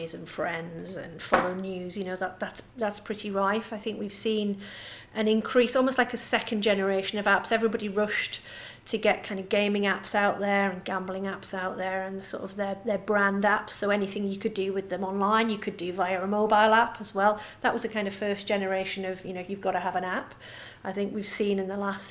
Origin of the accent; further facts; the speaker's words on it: Cumbria, North West England, United Kingdom; as you can tell from my lovely Swedish. I'm from the Swedish suburb of Cumbria.